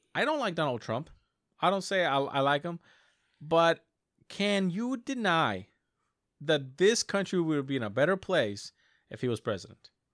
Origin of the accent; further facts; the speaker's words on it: United States; I as an American